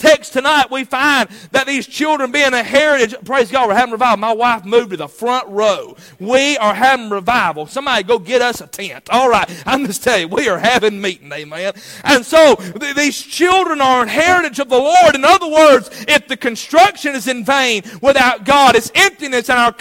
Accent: United States; as an American

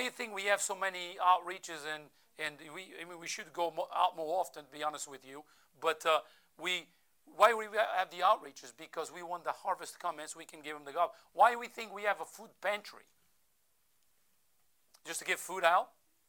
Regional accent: Portugal; first language Portuguese; English is a second language; now in United States; I'm not an American, I'm an American citizen, but I Portuguese by birth

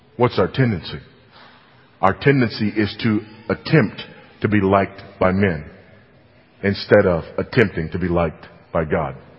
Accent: California, United States; moved away; my home state of California

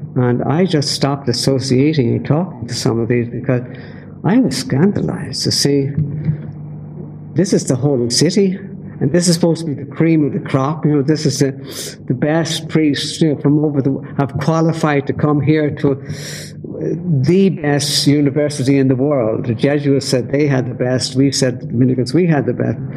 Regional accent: Dublin, Leinster, Ireland; I grew up in Dublin and uh, my family was devout Catholic.

